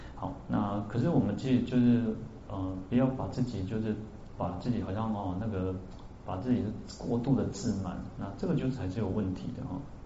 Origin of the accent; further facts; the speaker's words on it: Taiwan; 那只是我们台湾人喜欢